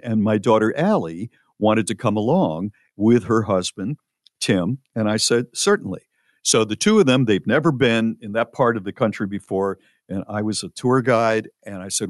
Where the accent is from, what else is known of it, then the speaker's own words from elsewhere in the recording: New Haven, Connecticut, United States; moved away; also born or lived in Charlotte, North Carolina; I am from New Haven, Connecticut originally